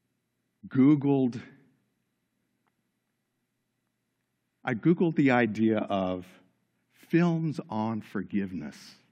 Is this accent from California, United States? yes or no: yes; Los Angeles, California, United States; Growing up in Los Angeles, California, I was surrounded by all things Hollywood